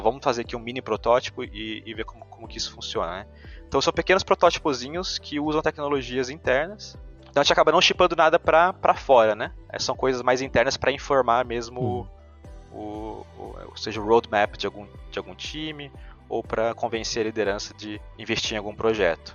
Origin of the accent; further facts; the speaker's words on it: São Bento do Sapucaí, São Paulo, Brazil; moved away as an adult; also born or lived in São José dos Campos; now in Zurich, Switzerland; sou natural de São Bento do Sapucaí, é no interior de São Paulo, uma cidadezinha bem pequena perto do sul de Minas ali